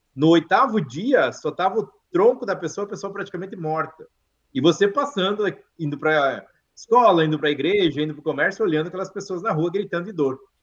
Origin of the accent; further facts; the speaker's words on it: Brazil; moved away as an adult; also born or lived in Idaho, United States; now in United States; eu nasci no Brasil, não nasci aqui